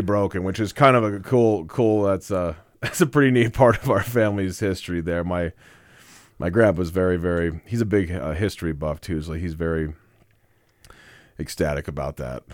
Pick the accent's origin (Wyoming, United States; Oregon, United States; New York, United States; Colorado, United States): Wyoming, United States; Casper; I was born in Casper, Wyoming. I was born and raised, uh, Natrona County